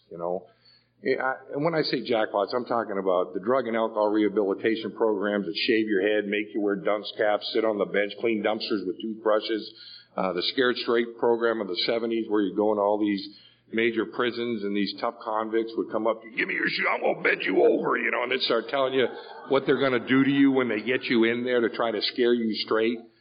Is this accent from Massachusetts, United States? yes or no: yes; Boston, Massachusetts, United States; I grew up in an Irish Catholic neighborhood. I'm from Boston. I grew up in the projects.